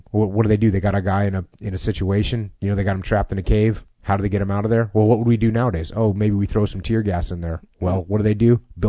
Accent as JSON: {"language": "English", "region": "New England", "country": "United States", "tie": "born or raised there", "said": "I grew up in New England."}